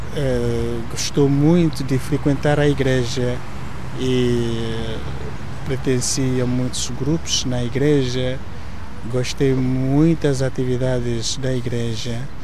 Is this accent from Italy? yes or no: no; southern Nigeria, Nigeria; first language Igbo; Portuguese is a second language; moved away as an adult; now in Portugal; Eu nasci na Nigéria. Ah, eu nasci no sul da Nigéria